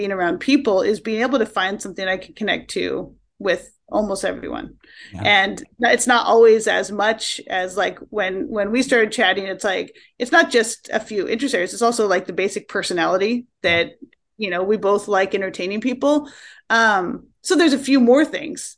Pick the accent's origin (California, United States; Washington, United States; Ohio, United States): Washington, United States; Tacoma; moved away as an adult; also born or lived in Vashon Island, Washington / New York City; now in Seattle area, United States; I grew up in Tacoma, Washington State.